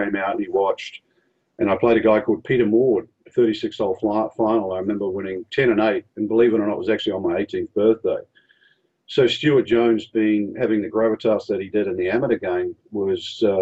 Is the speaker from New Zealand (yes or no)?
yes; New Zealand; moved away; growing up in New Zealand